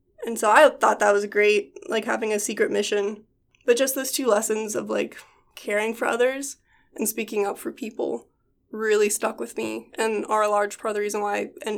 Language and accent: English; the Bible Belt, United States; So I grew up in a evangelical Christian military family, and we spent most of my childhood in various states within the Bible Belt.